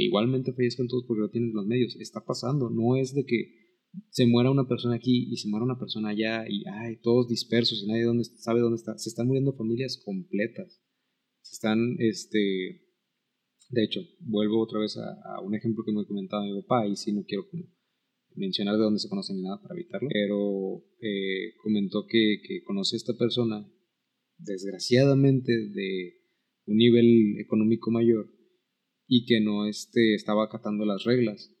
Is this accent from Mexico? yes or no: yes; Mexico; como mexicanos